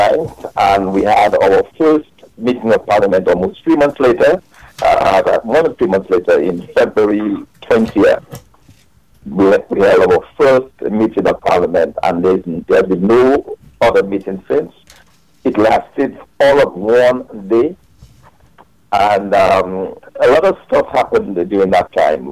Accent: Dominica; moved away as an adult; I ran as a member for my village where I grew up in Grand Forbes.

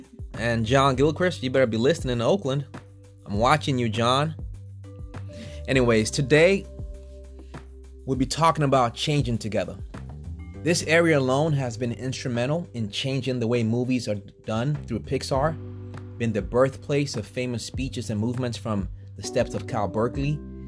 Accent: Togo; also born or lived in New York / Benin; now in United States; I'm Nigerian, but I was born in New York and then went back to Togo and Benin. That's where I grew up, and then got into Temple University at the business school.

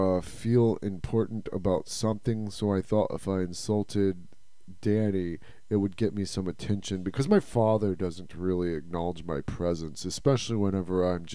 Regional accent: South Korea; Well, actually, in Korea, we don't really have basements, so I spend a lot of time in the attic, though.

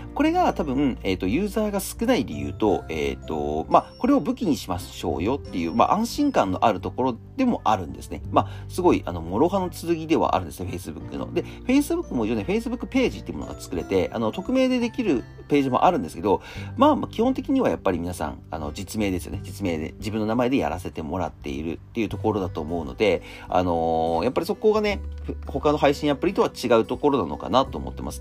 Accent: Akita, Japan; moved away; 地元の秋田に帰って

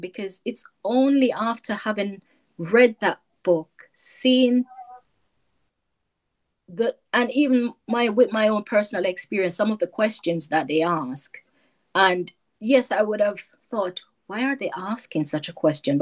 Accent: Jamaica; moved away as an adult; also born or lived in North London; now in United Kingdom; growing up in Jamaica, it's totally different to be in the UK.

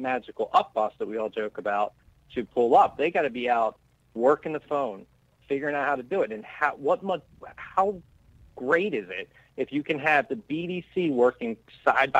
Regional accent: Pennsylvania, United States; I'm from Pennsylvania

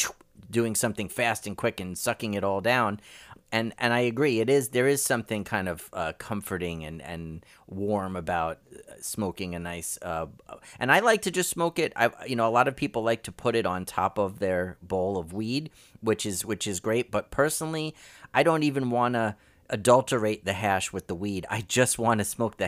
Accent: New York, United States; growing up in New York and Brooklyn

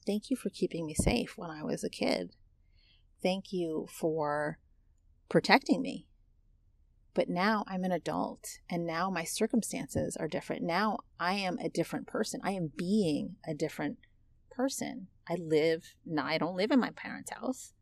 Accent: United States; accent: American English; I'm American. I was born and raised here.

